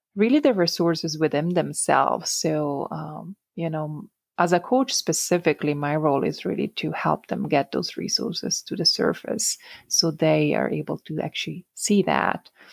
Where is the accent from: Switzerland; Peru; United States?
Switzerland; Italian-speaking Switzerland; English is a second language; moved away; So I'm originally from the Italian-speaking part of Switzerland